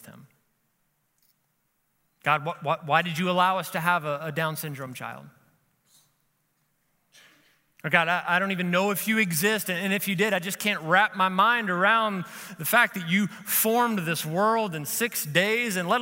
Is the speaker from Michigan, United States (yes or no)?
no; Kentucky, United States; I'm from Kentucky